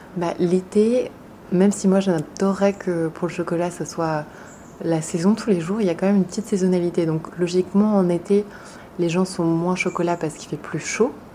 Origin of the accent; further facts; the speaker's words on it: France; also born or lived in Paris / Compiègne; J'ai grandi en France, entre Paris et la forêt de Compiègne.